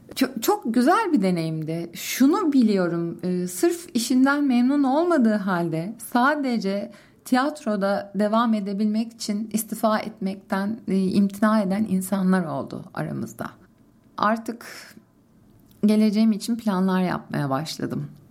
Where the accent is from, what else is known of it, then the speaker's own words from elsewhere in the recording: Istanbul, Turkey; Zeytinburnu'nda doğdum, büyüdüm.